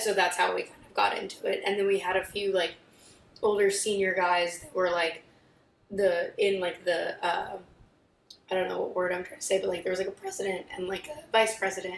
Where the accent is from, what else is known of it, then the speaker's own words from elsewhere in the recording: Columbia, Missouri, United States; moved away as an adult; now in Cleveland, United States; in my hometown for a school I like loved